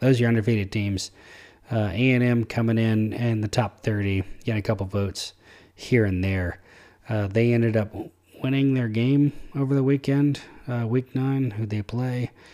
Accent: Houston, Texas, United States; I'm from Houston

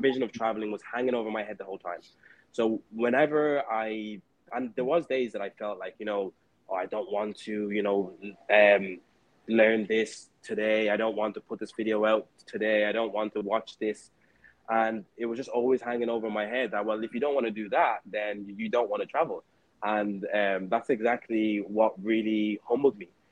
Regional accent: Dublin, Leinster, Ireland; moved away; also born or lived in Vietnam; I'm from Ireland. I'm from Dublin, Ireland.

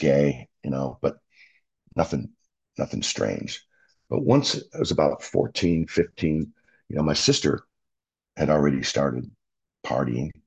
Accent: Buffalo, New York, United States; I grew up in Buffalo

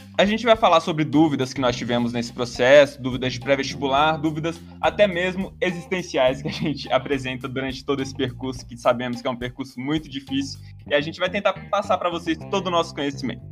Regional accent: Brasília, Federal District, Brazil; Eu venho de Brasília, sou natural de Brasília, fiz todo o meu processo escolar aqui

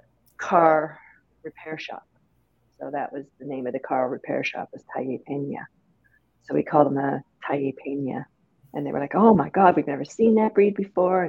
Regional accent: Canada; moved away as an adult; also born or lived in Brooklyn, New York; now in Rockaway, United States; I'm from Canada

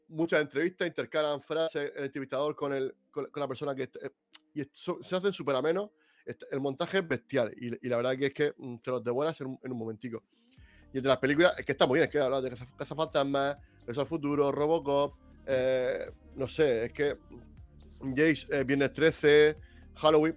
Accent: Region of Murcia, Spain; soy murciano

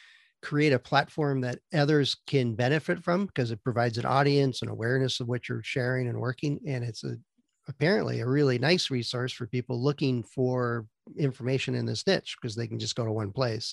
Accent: Green Bay, Wisconsin, United States; also born or lived in Vancouver, Washington; now in San Francisco Bay Area, United States; I grew up in the Midwest, back where we had four seasons, and Green Bay, Wisconsin is known for having a football team on occasion. So that's where I grew up

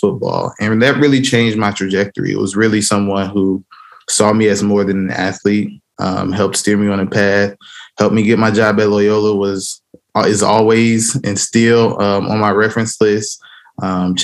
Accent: Fort Wayne, Indiana, United States; also born or lived in Nashville, Tennessee; I was raised in Fort Wayne, Indiana

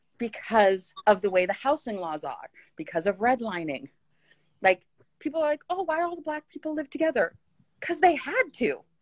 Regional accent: Pleasanton, California, United States; moved away; I grew up in Pleasanton, California.

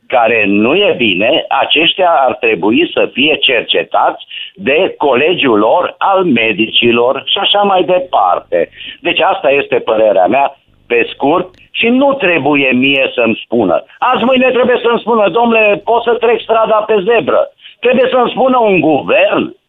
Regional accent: Romania; eu sunt român

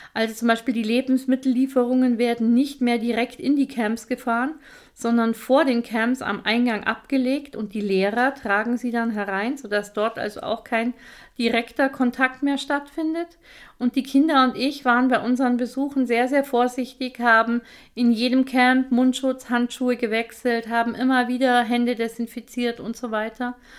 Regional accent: Bavaria, Germany; bei uns in Bayern

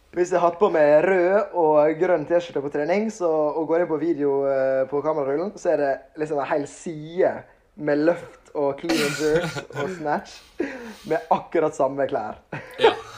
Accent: Ålesund, Møre og Romsdal, Norway; moved away as an adult; now in Kristiansand, Norway; Jeg er fra Ålesund. Flytta nettopp til Kristiansand

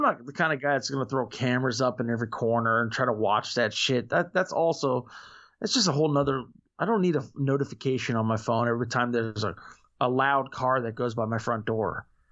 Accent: Florida, United States; I'm from Florida

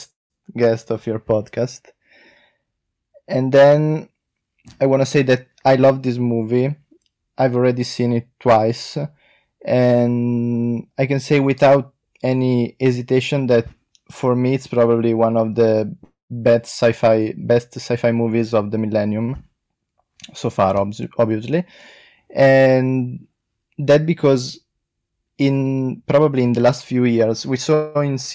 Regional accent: Italy; I'm from Italy

